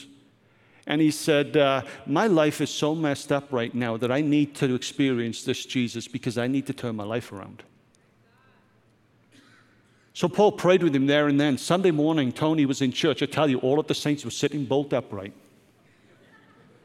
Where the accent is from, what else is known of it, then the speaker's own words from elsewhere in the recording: Wales, United Kingdom; Growing up in Wales, as I did as a teen